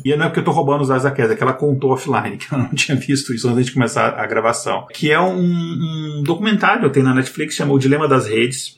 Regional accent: Brazil; a gente é brasileiro

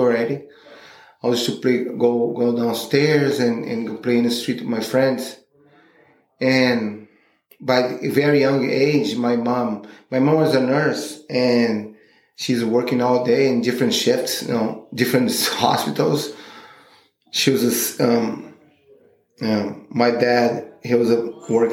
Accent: Rio de Janeiro, Brazil; English is a second language; I born in the 75 and grew up in the 80s in Rio de Janeiro

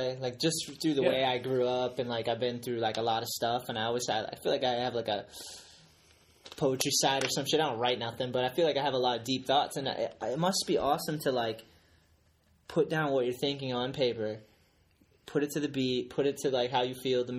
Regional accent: East Coast, United States; I'm from the East Coast.

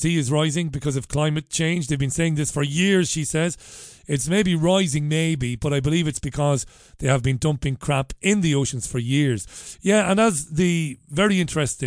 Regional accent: Ireland; now in Salford, United Kingdom; as an Irishman, we both of us are Irish

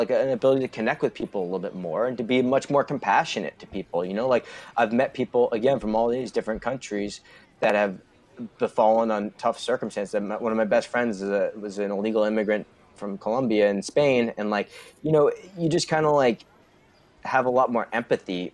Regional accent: United States; we're from the United States, where it's a melting pot

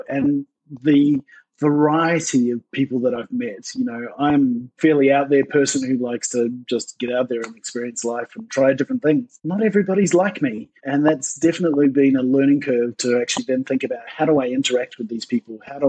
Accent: Australia; also born or lived in New Zealand / South Africa / United Kingdom / Malaysia; now in Canada; So I'm originally from New Zealand, but grew up in Australia for 15 years, and then back to New Zealand. And then since there, I've lived all over the world.

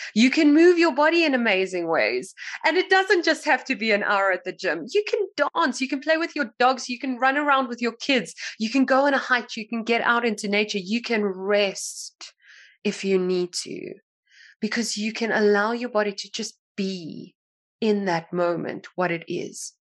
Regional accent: South Africa; I'm from South Africa

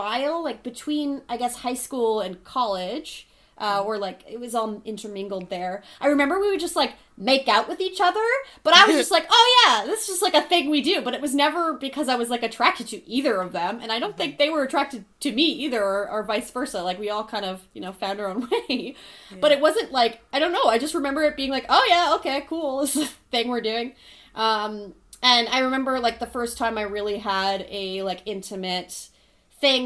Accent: Thunder Bay, Ontario, Canada; I'm from Thunder Bay and it's a very heteronormative society there

